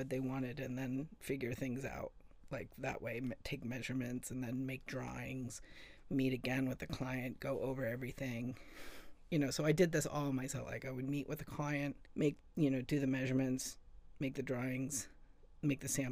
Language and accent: English; California, United States; moved away as an adult; also born or lived in Seattle; I grew up in California. I moved to Seattle when I was 26